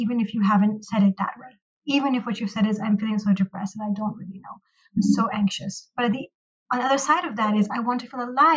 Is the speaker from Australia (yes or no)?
no; Pakistan; moved away as an adult; now in United States; I am a Pakistani American licensed marriage and family therapist, and I grew up in Pakistan